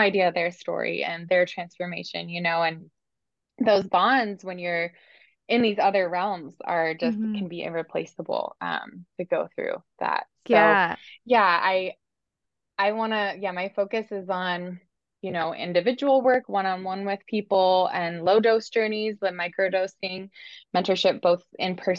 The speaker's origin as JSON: {"language": "English", "town": "Bend", "region": "Oregon", "country": "United States", "tie": "born or raised there", "said": "Oregon's my home state. Actually, I'm from Bend too"}